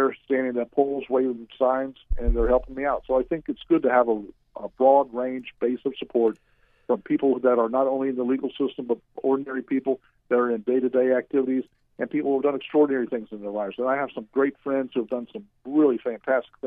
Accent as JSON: {"language": "English", "area": "Orange County", "region": "Florida", "country": "United States", "tie": "born or raised there", "lives_now": "Seminole County, United States", "said": "I grew up in Orange County, but as I graduated and I came back, Orange County just wasn't the same to me when Disney came"}